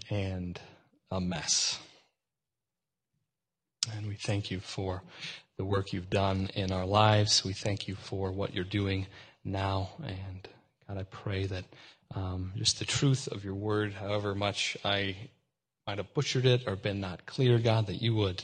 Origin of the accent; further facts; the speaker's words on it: Texas, United States; I'm from Texas